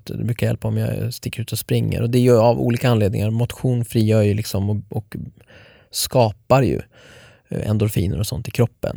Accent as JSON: {"language": "Swedish", "town": "Norrtälje", "region": "Stockholm County", "country": "Sweden", "tie": "born or raised there", "moved": "yes", "said": "jag ville bara flytta från Norrtälje, där jag är uppvuxen"}